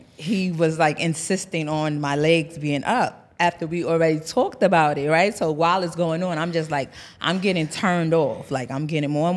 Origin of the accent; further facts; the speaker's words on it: New York City, New York, United States; also born or lived in Bronx, New York; I'm from New York. I'm from Harlem